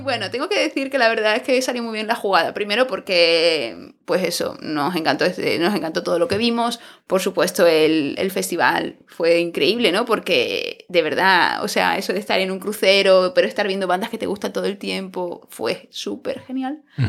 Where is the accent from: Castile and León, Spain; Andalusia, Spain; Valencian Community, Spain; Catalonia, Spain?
Andalusia, Spain; Cádiz; moved away as an adult; now in Berlin, Germany; Esto es en un pueblo de, Cádiz. Chicos, si van para allá, que es de donde soy yo